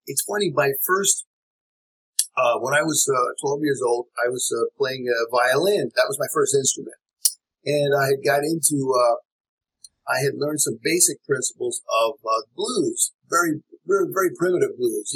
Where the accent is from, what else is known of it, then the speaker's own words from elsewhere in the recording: Philadelphia, Pennsylvania, United States; I'm from Philadelphia